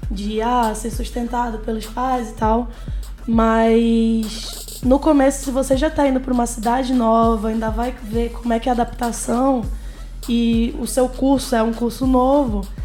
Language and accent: Portuguese; Amazonas, Brazil; Fala, não, eu sou do Amazonas. Eles ficam, mas você fala, você fala chiado. Aí começa, não, no Amazonas a gente também chia.